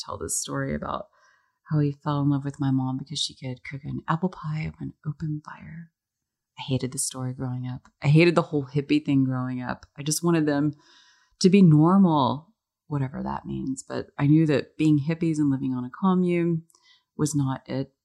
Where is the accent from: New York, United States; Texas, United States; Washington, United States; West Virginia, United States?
Texas, United States; Dallas; I was born and raised in Dallas, Texas